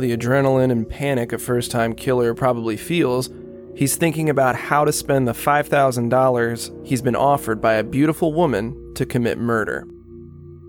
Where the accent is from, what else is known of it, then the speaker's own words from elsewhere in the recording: Daytona Beach, Florida, United States; Daytona Beach is my hometown, the world's most famous beach.